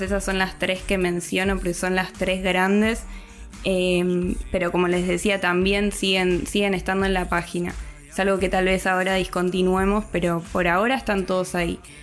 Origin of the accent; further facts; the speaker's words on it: Argentina; soy argentina.